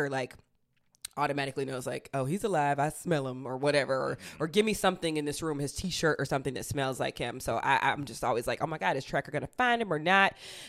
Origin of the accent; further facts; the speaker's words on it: Southern United States, United States; as a Southerner, I really love any of the, like, turn of phrases